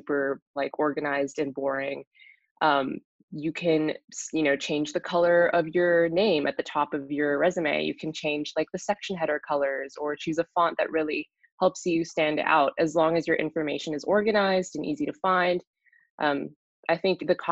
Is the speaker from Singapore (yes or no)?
yes; Singapore; moved away as an adult; also born or lived in Minnesota, United States; now in Boston, United States; I grew up in Singapore, but my dad's from the Netherlands. My mom's from Indonesia